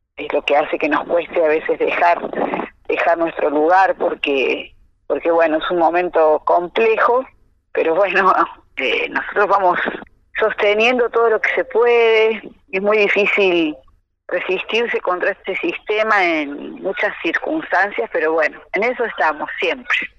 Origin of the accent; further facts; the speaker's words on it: Cosquín, Córdoba, Argentina; Escuela Municipal de Folclore de Cosquín, de donde soy, donde vivo